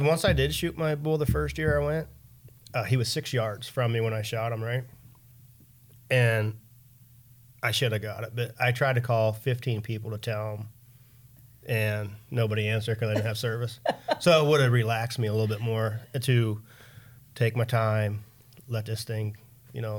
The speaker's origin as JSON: {"language": "English", "region": "Pennsylvania", "country": "United States", "tie": "born or raised there", "moved": "yes", "said": "I put in for Pennsylvania every year, 'cause that's my hometown"}